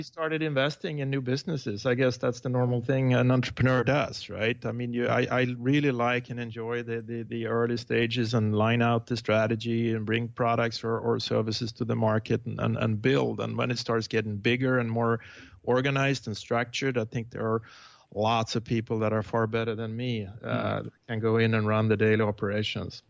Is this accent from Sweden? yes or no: yes; Sweden; moved away as an adult; now in Tiburon, United States; I was born uh, in Sweden